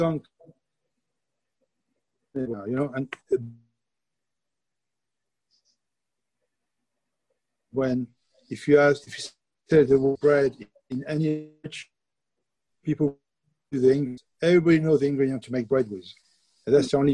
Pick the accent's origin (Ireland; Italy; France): France; accent: French; English is a second language; moved away as an adult; now in United Kingdom; with my French accent.